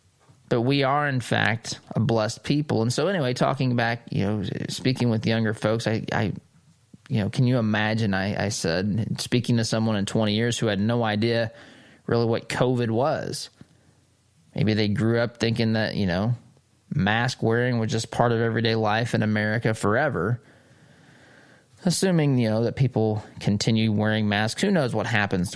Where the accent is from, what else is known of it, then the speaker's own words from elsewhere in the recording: United States; I am an American